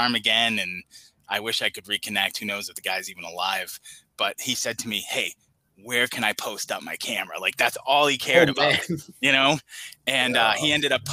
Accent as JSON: {"language": "English", "town": "Boston", "region": "Massachusetts", "country": "United States", "tie": "born or raised there", "said": "I grew up in Boston"}